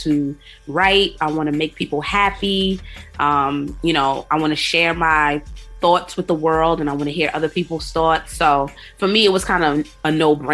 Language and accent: English; New York City, New York, United States; I'm from Queens, South Jamaica, Queens, New York City